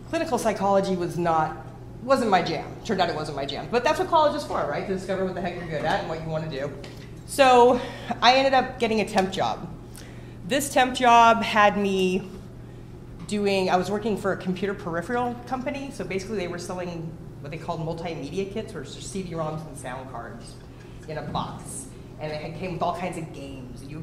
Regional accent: Los Angeles, California, United States; Um, I'm originally from the Los Angeles area, and I went to uh, I was a psych major in college.

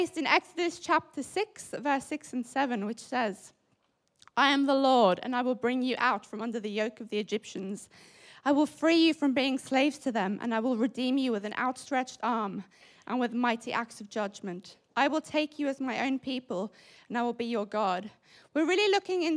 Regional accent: South Africa; now in United Kingdom; as a South African

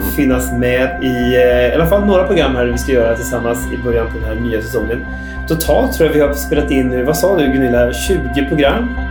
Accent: Västergötland, Västra Götaland, Sweden; jag är själv från Västergötland

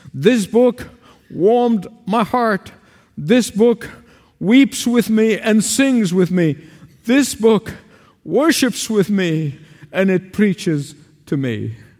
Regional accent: Egypt; moved away; Back in the sixties in my hometown, where I was, where I grew up in Egypt

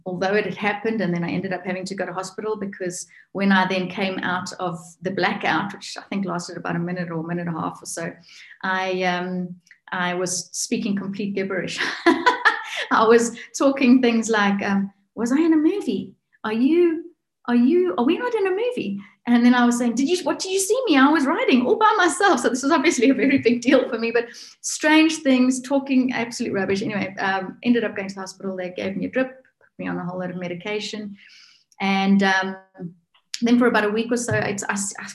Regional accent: South Africa; also born or lived in north of South Africa; now in Alberton, South Africa; I'm from South Africa

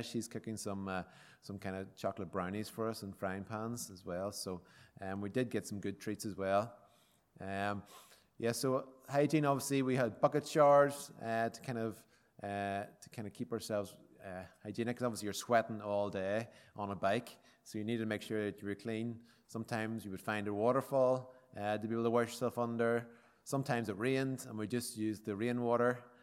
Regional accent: County Armagh, Northern Ireland, United Kingdom; I'm from County Armagh

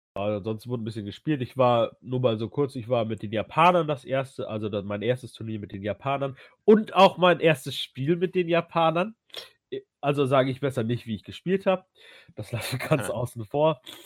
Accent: Ruhr area, North Rhine-Westphalia, Germany; jetzt komme ich auch aus dem Ruhrgebiet

